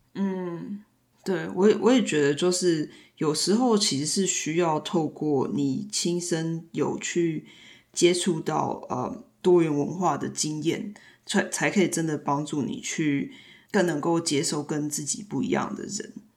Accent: Taiwan; now in United States; 当我，呃，到美国之后，然后当我再回到台湾的时候

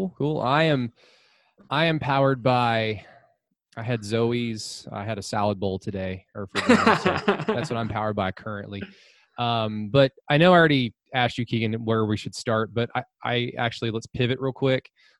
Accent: Norman, Oklahoma, United States; my hometown papers, the Norman Transcript.

